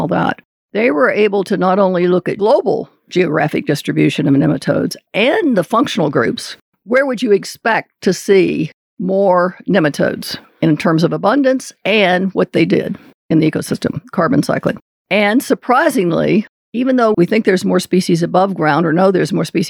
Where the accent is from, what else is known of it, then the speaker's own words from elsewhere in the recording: Kentucky, United States; I grew up in Kentucky